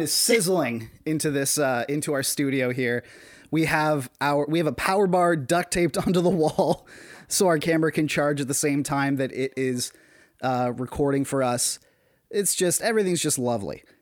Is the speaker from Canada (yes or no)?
yes; Canada